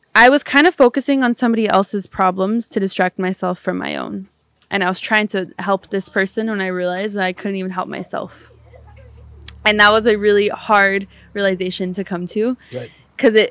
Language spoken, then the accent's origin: English; Pomona, California, United States; also born or lived in Barcelona; I grew up in California